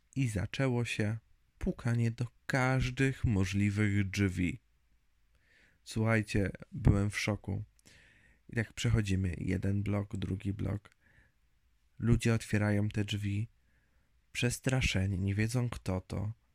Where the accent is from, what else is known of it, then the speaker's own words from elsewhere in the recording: Zgierz, Łódź Voivodeship, Poland; moved away as an adult; also born or lived in Lublin; now in near Radom, Poland; Ogólnie wychowałem się i mieszkałem pod Łodzią. Z punktu widzenia mapy to nad Łodzią, w Zgierzu